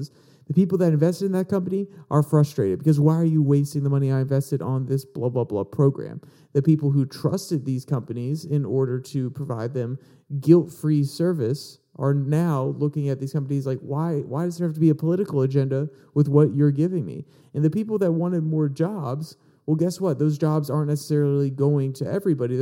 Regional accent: United States; as American people

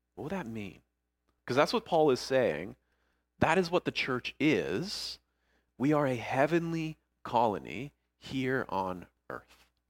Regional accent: Niagara Falls, Ontario, Canada; moved away as an adult; also born or lived in St. Catharines, Ontario; now in Ayr, United Kingdom; growing up in Niagara Falls, Niagara Falls area

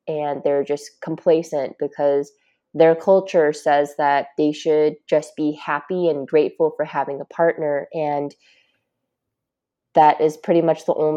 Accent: United States; I live here in America, and fortunately, I'm Asian American. So I think that I'm really lucky to be growing up here

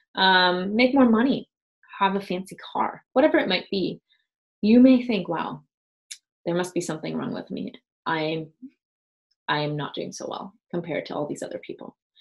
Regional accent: Germany; moved away as an adult; also born or lived in West Coast, United States; now in United States; I'm from Germany

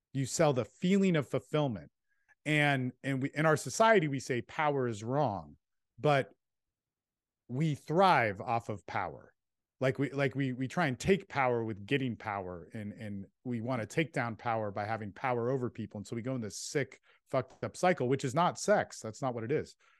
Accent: California, United States; moved away; also born or lived in Texas; I was this kid from California that had good parents

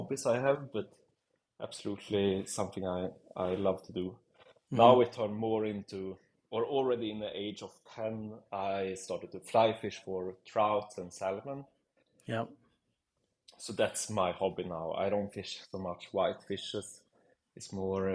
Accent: Sweden; moved away as an adult; now in Zurich, Switzerland; I'm from Sweden and moved to Zurich, Switzerland, 2012 when I was 20 years old

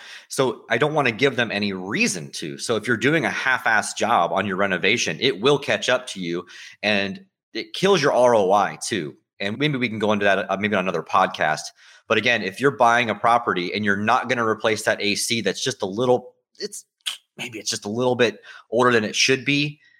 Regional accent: St. Petersburg, Florida, United States; I'm a Florida native. I never really liked Tampa. I was born in St. Pete.

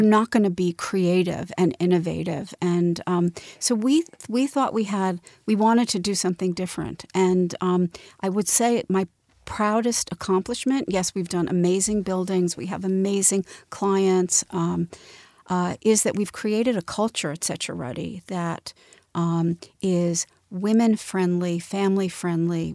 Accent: Montclair, New Jersey, United States; most of my, um, growing up was in a beautiful little town called Montclair, New Jersey

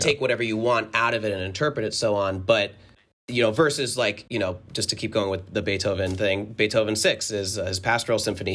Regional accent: northern New Jersey, United States; I grew up in New Jersey, like, north, right outside of, uh, the city

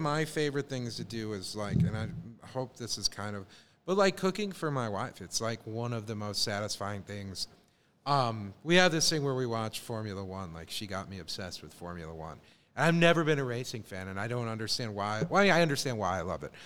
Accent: Chicago, Illinois, United States; moved away; growing up in Chicago

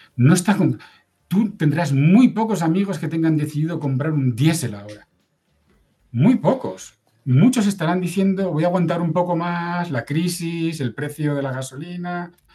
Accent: Oviedo, Asturias, Spain; yo soy de Oviedo, que es una ciudad peatonal

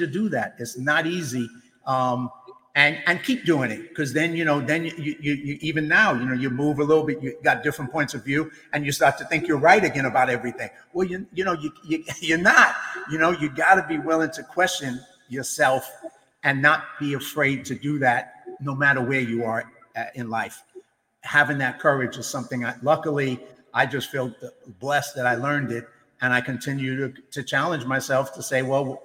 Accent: New York, United States; as a New Yorker, as somebody who went through 9/11

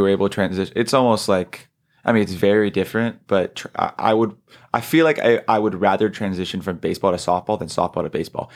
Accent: South San Francisco area, California, United States; moved away; I'm not from Sonoma, but I'm from the South San Francisco area

